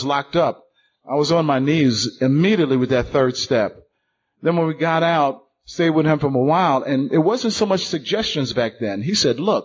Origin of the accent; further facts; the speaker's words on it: New York City, New York, United States; I'm from Brooklyn